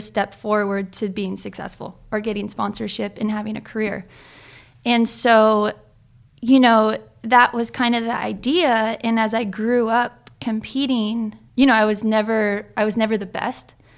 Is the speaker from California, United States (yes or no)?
yes; Ojai, California, United States; also born or lived in Hawaii; I'm from Ojai, California, right? That's, like, thirty minutes inland.